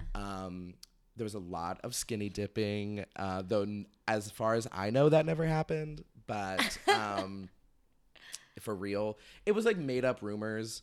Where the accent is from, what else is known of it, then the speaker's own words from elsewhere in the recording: Sacramento, California, United States; moved away; I'm from Sacramento originally